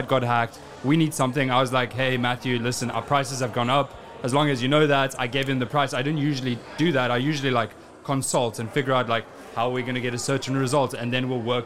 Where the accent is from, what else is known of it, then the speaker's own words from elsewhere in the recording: South Africa; moved away as an adult; also born or lived in United Kingdom; I was born and raised in South Africa.